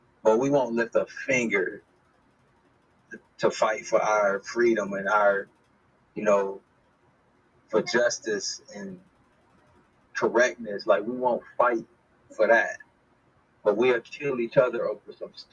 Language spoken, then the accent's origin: English; United States; moved away as an adult; now in Tanzania; We was born and raised in America